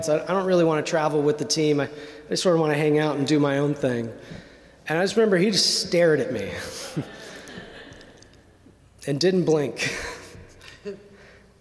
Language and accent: English; Indiana, United States; born or raised there